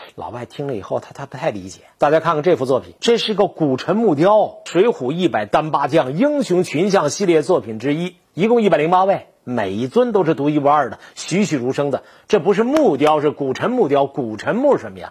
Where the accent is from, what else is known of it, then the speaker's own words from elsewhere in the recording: Longkou, Shandong, China; 我是山东龙口，我过去叫黄县